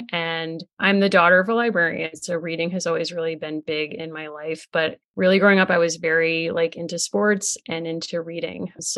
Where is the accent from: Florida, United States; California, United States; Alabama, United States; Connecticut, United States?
Connecticut, United States; I grew up in Connecticut, and I was really a big tomboy growing up. So I was born 1986